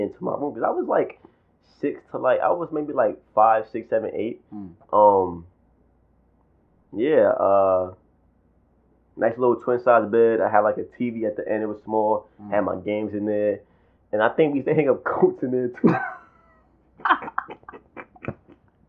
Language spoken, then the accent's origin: English; New York City, New York, United States; Me as a kid, like I said, born and raised in Brooklyn